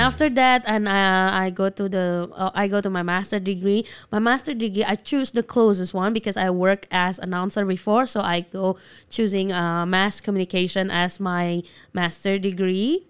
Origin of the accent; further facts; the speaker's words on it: Jakarta, Indonesia; English is a second language; moved away as an adult; also born or lived in Medan, Indonesia; now in Taiwan; I grew up in Jakarta, yeah, until my junior high school. And I moved to North Sumatra after